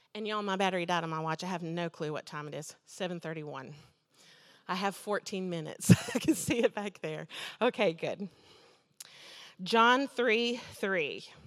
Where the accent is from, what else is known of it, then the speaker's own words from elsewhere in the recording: United States; I'm an American